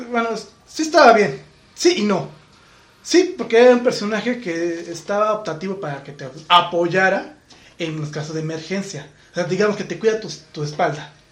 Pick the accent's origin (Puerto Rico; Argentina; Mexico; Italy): Mexico; Simplemente verlos de acá en México